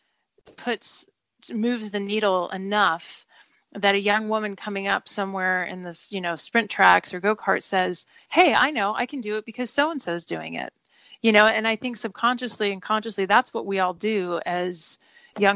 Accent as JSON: {"language": "English", "region": "Southern California", "country": "United States", "tie": "born or raised there", "said": "I grew up in Southern California"}